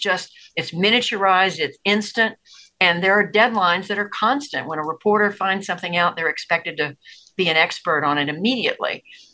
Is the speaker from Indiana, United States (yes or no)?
no; Tulsa, Oklahoma, United States; born there; also born or lived in Georgia; I was born in Tulsa, Oklahoma. I was raised as an Army brat, lived all over the world growing up, spent my high school years in Georgia, went to college in North Carolina.